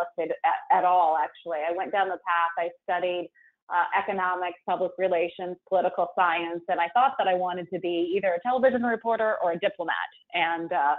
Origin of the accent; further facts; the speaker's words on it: Mesa, Arizona, United States; now in San Francisco, United States; grew up in Mesa, went to school at Dobson High